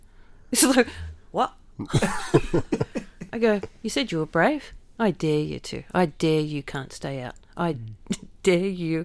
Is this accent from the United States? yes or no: no; Australia; I'm Australian